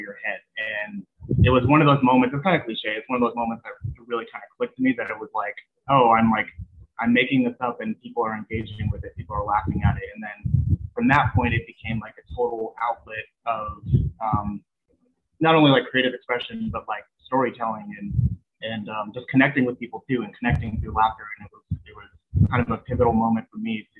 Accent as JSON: {"language": "English", "town": "San Bernardino", "region": "California", "country": "United States", "tie": "born or raised there", "also_born_or_lived": "high desert area, California", "said": "I'm from San Bernardino"}